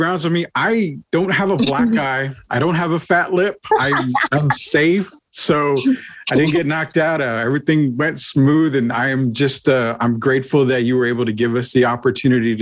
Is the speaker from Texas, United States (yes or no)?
yes; San Antonio, Texas, United States; I grew up in San Antonio. I've been here my entire life